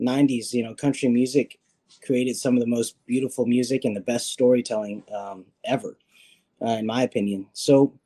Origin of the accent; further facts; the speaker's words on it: Nashville, Tennessee, United States; I grew up in Nashville and I was born and raised here